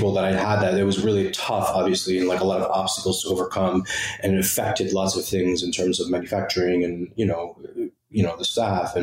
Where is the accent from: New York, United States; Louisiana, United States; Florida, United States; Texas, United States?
New York, United States; New York City; also born or lived in Milford, Connecticut; born and raised in the Bronx